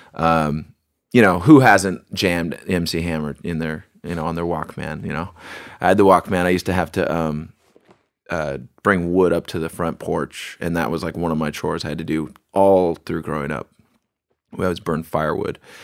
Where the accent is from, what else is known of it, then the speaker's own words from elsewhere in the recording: Bremerton, Washington, United States; I was born in Bremerton